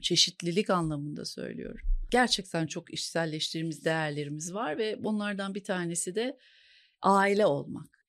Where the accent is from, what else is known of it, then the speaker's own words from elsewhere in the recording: Ankara, Turkey; moved away as an adult; now in Istanbul, Turkey; Ankaralıyım aslında. TED Ankara Koleji mezunuyum